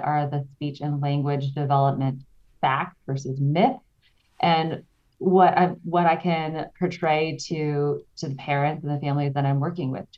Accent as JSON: {"language": "English", "region": "Texas", "country": "United States", "moved": "as an adult", "lives_now": "Switzerland", "said": "I'm originally from Texas, so you might hear me say y'all, but I can't get rid of it"}